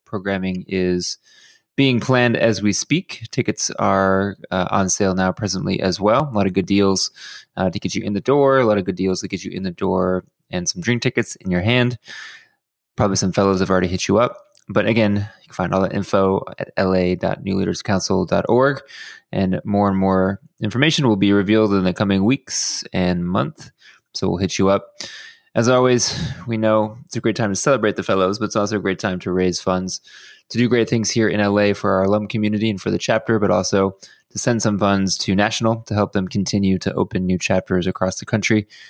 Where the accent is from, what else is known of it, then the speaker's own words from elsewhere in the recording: Houston, Texas, United States; now in Los Angeles, United States; my hometown of Houston